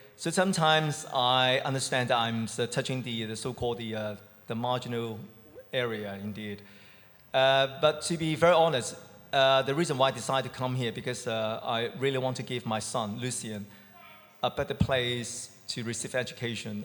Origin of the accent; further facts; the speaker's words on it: Hong Kong; moved away as an adult; now in United Kingdom; from Hong Kong